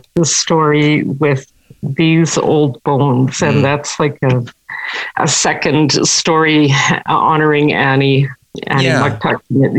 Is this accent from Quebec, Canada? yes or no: yes; Quebec, Canada; my folks had left the North just shortly before I was born. Mm. So I was born in Quebec